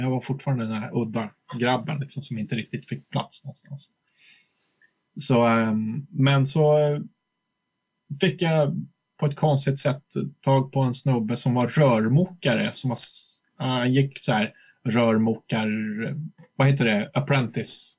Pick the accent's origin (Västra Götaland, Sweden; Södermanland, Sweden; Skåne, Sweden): Södermanland, Sweden; Flen; moved away as an adult; also born or lived in Gnesta; now in Stockholm, Sweden; jag född i Stockholm egentligen, men sen växte jag upp mycket i Flen ute på landet